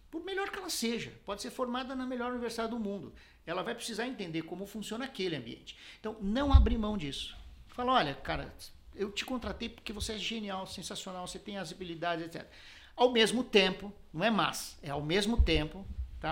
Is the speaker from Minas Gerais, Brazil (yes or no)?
no; São Paulo, Brazil; also born or lived in Garça, São Paulo (family); eu sou paulistano, mas a família é de Garça, do interior de São Paulo